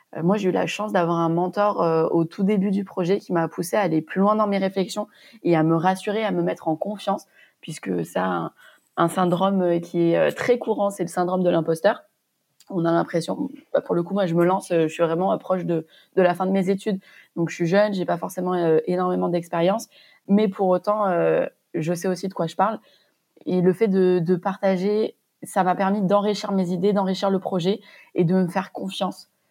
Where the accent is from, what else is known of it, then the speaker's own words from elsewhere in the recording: Montpellier, Occitania, France; moved away as an adult; also born or lived in Châtenay-Malabry / Cambodia; je suis originaire de Montpellier où j'ai fait mes études de pharmacie